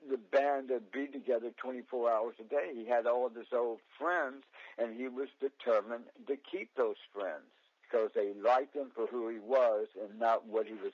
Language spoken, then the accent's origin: English; Houston, Texas, United States; moved away as an adult; also born or lived in New York; Growing up in Houston